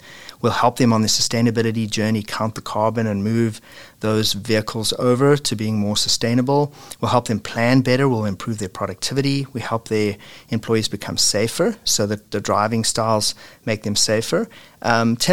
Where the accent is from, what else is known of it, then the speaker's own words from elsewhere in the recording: South Africa; moved away as an adult; now in Oakville, Canada; you can hear from my funny accent, that I'm originally from South Africa and immigrated to Canada in 2000